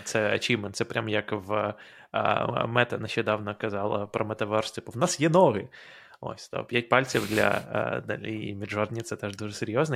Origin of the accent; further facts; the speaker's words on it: Ukraine; moved away as an adult; now in United States; в Україні ти розмовляєш українською е, все своє життя